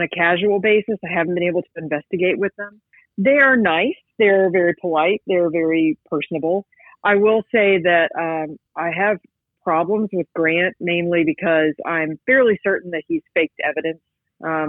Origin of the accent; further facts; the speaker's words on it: West Virginia, United States; moved away as an adult; now in Georgia, United States; I grew up in West Virginia